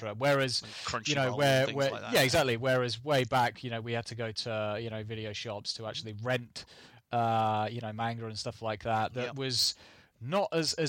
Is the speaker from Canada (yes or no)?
no; England, United Kingdom; We are English, we're not Australian